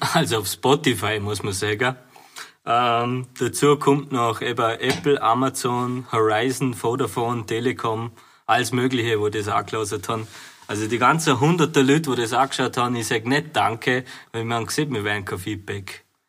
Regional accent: Bavaria, Germany; also born or lived in Vorarlberg; now in Austria; aus meiner Heimat, Bayern.

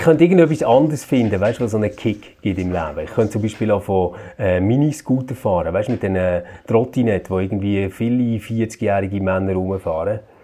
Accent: Switzerland; bei uns in der Schweiz

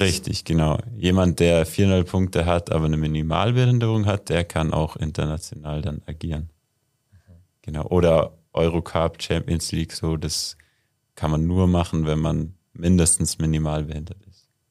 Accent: Murnau, Bavaria, Germany; bin ja in Murnau aufgewachsen

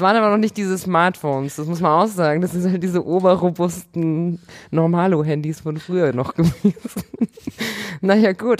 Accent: Bavaria, Germany; moved away; ich komme ursprünglich aus Bayern

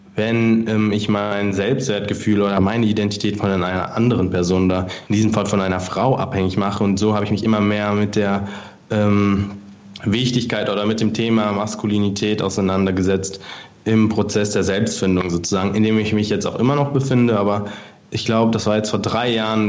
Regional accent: Frankfurt, Hesse, Germany; moved away as an adult; now in Munich, Germany; Ich komme ursprünglich aus Frankfurt

